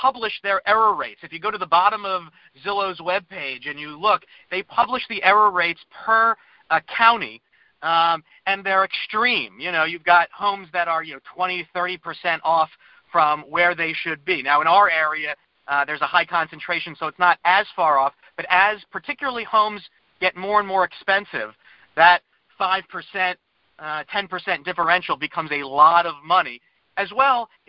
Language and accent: English; Lower Merion, Pennsylvania, United States; also born or lived in Washington, D.C. / Wynnewood, Pennsylvania; I live in Wynwood. I grew up in the Lower Marion.